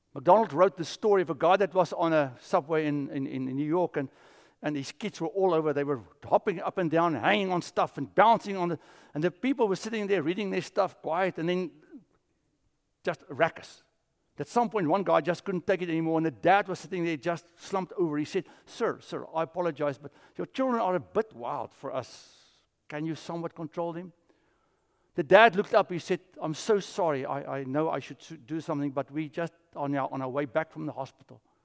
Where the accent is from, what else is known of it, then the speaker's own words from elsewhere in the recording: South Africa; moved away; I grew up in South Africa